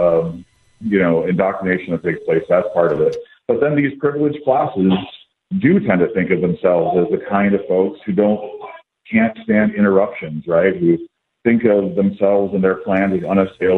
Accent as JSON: {"language": "English", "region": "Wisconsin", "country": "United States", "tie": "born or raised there", "moved": "yes", "said": "I grew up in Wisconsin"}